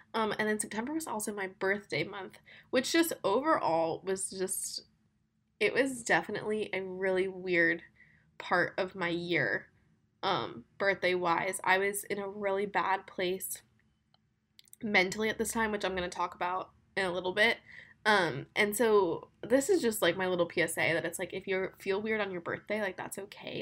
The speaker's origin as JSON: {"language": "English", "region": "Florida", "country": "United States", "moved": "yes", "lives_now": "Birmingham, United States", "said": "I'm from Florida"}